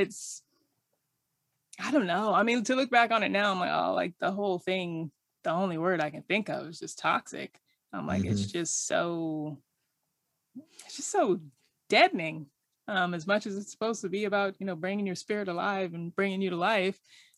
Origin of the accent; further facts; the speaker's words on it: Riverside, California, United States; Riverside, California.